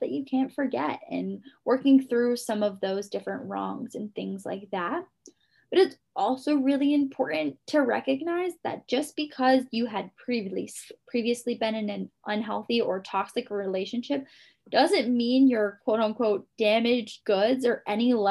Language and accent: English; Guam; moved away; I'm from Guam originally